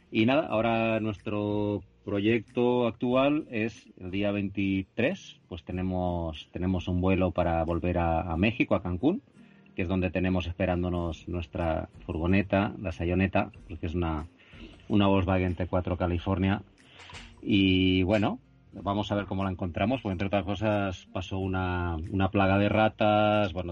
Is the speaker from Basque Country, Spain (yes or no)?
no; Catalonia, Spain; Bueno, pues, pues … somos de aquí de Cataluña